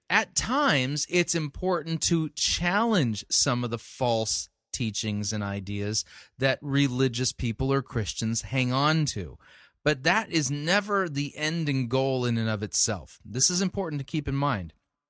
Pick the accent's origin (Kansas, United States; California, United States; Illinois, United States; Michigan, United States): California, United States; Arcadia; also born or lived in Monrovia; I remember the days when I was growing up in Los Angeles. I grew up in Arcadia in Monrovia, which is near Pasadena, California